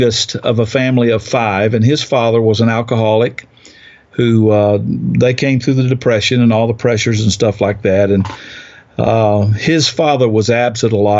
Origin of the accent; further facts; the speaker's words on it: South Georgia, United States; now in Chattanooga, United States; I grew up in the South, far further south than here. It's in South Georgia on a farm